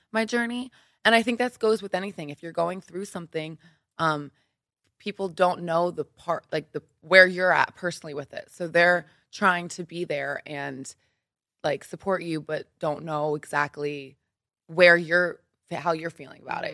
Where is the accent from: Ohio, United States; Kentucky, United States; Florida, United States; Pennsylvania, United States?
Pennsylvania, United States; Philadelphia; moved away as an adult; also born or lived in New York; now in Los Angeles, United States; I am from Philly, Pennsylvania, so the East Coast.